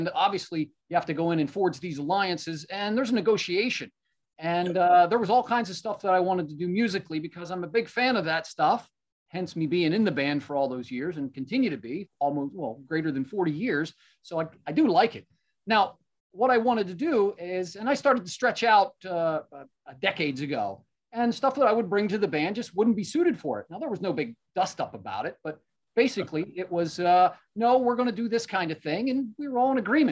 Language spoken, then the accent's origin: English; United States; I'm an American songwriter, guitarist, singer, and drummer